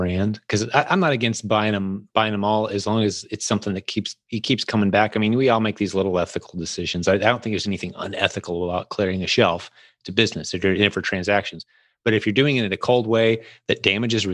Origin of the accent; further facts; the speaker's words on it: United States; I'm known as the American when I come in.